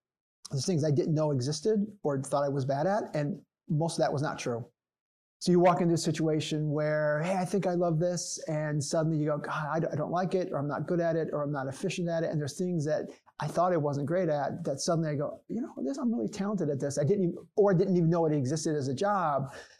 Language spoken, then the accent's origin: English; Chicago, Illinois, United States; From Chicago.